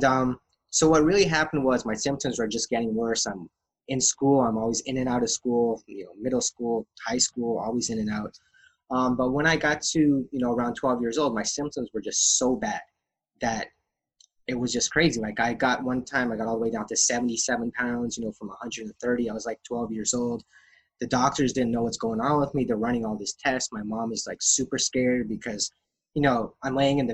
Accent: Calgary, Alberta, Canada; when I was born premature in Calgary, Alberta

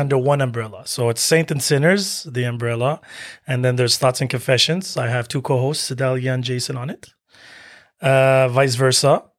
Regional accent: Algeria; I'm Algerian from Africa

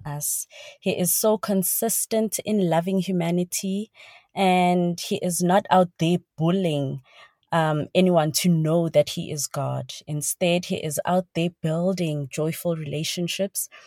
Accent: South Africa; I am South African, serving in the Ministry of Operation

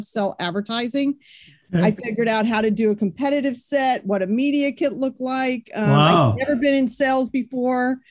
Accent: Grand Prairie, Texas, United States; I'm originally from Texas. I grew up in Grand Prairie, Texas, in between Dallas and Fort Worth

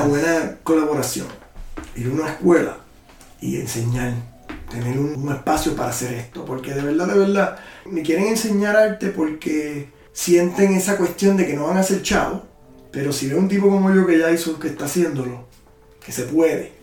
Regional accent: Puerto Rico; now in Austin, United States; Me siento que estoy back en Puerto Rico

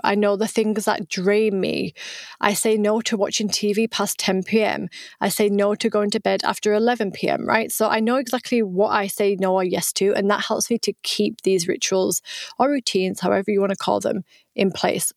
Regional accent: United Kingdom; accent: British; moved away as an adult; also born or lived in Vietnam; now in France; I am British, right? That's where I was born, as you can tell by my accent, but I live in the south of France

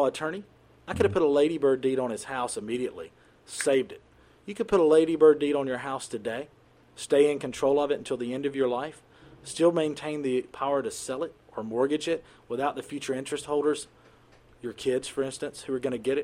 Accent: United States; I grew up in the United States.

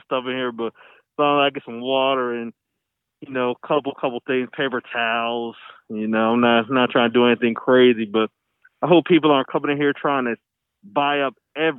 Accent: Maryland, United States; moved away; and I'm from Maryland

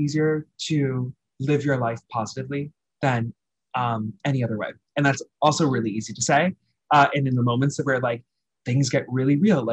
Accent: New York City, New York, United States; I'm a New Yorker

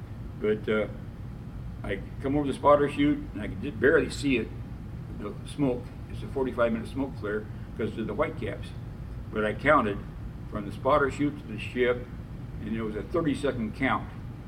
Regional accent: Philippines; I never had a uni suit on because I come from the Philippines

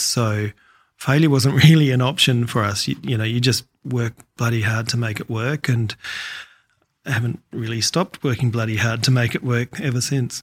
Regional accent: Adelaide, South Australia, Australia; moved away as an adult; now in Tasmania, Australia; I grew up in Adelaide

